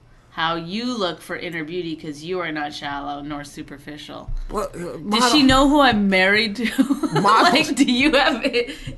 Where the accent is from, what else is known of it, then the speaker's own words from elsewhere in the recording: Cold Lake, Alberta, Canada; now in United States; I came from Cold Lake, Alberta, a farm, and I made it all the way to the middle of New Jersey.